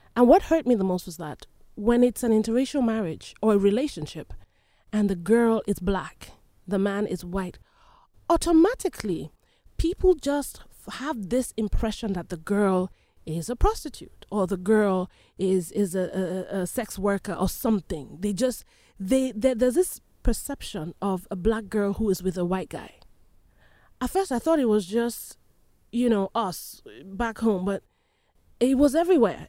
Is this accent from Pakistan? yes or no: no; Nigeria; moved away; I was born and raised in Nigeria